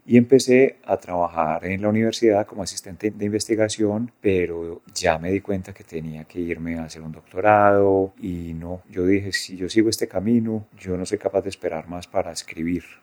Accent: Medellín, Antioquia, Colombia; vinimos a vivir al poblado y ahí fue toda mi adolescencia

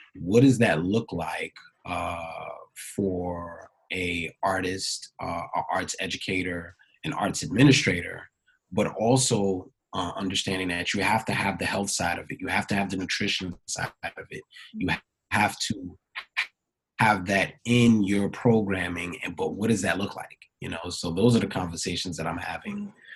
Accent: New York City, New York, United States; also born or lived in Hampton, Virginia; born and raised in Brooklyn, New York

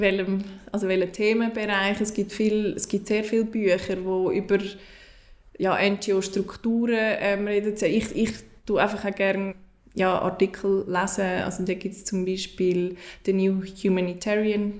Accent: Switzerland; ich als Schweizerin

